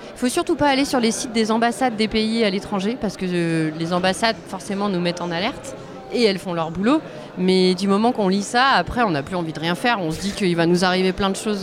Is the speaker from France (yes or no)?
yes; Grenoble, Auvergne-Rhône-Alpes, France; je viens de Grenoble, c'est une ville euh, avec un maire écolo écologiste